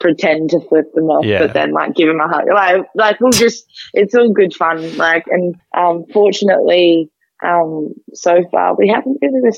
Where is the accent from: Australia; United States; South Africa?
Australia; Port Pirie, South Australia; moved away as an adult; now in Adelaide, Australia; I grew up in Port Pirie, which is about 2.5 hours north of Adelaide.